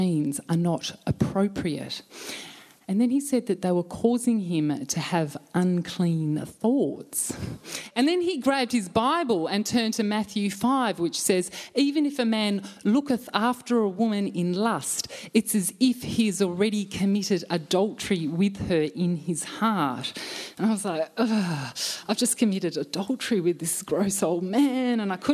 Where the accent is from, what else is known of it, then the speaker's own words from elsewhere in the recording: just past Bullsbrook, Western Australia, Australia; we grew up in the Berean Christian Fellowship, or the cult just past Bullsbrook